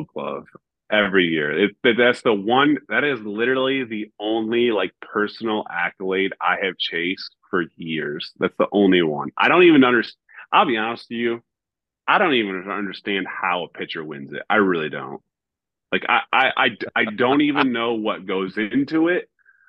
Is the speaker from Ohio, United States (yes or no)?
yes; Northern Ohio, United States; moved away as an adult; now in Toronto, Canada; I grew up in Northern Ohio